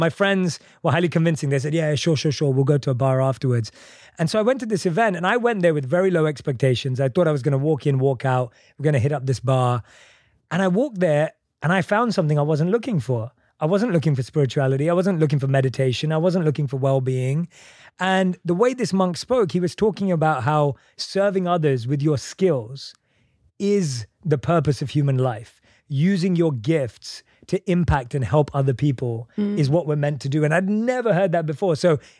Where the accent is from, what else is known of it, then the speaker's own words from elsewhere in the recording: London, United Kingdom; I'm from London.